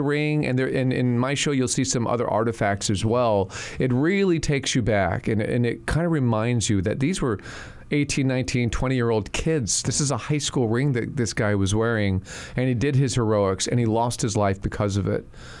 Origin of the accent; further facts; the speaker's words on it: Texas, United States; I grew up in Texas. I grew up on military bases. My father was a lifer in the Army.